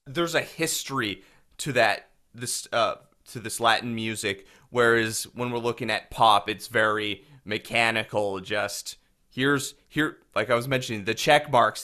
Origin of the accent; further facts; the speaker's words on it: Winkler, Manitoba, Canada; I'm from Winkler